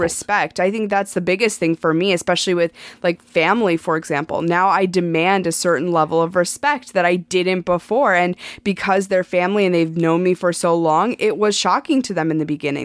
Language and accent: English; Montana, United States; moved away as an adult; I grew up in Montana. I lived in Montana my entire life